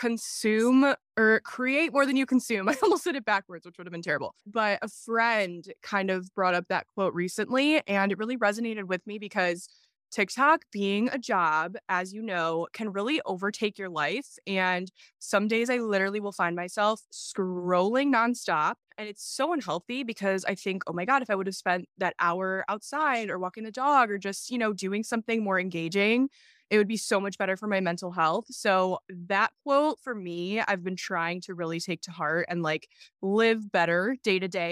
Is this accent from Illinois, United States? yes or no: yes; Illinois, United States; But I'm 25 years old. … That's probably, like she said, what you know me as. I'm from Illinois, pretty boring state.